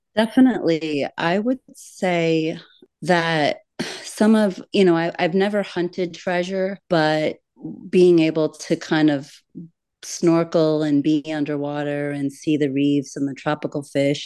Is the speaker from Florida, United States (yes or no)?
yes; Florida Keys, United States; a fantastical childhood of growing up in the Florida Keys